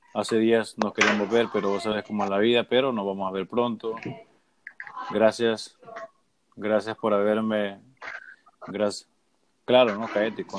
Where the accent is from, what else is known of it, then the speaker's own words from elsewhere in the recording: Puerto Cortés, Cortés, Honduras; moved away as an adult; also born or lived in Omoa; now in Miami, United States; obviamente soy hondureño, ¿no? Pero yo también soy de Miami. Yo llevo casi 12 años viviendo en Miami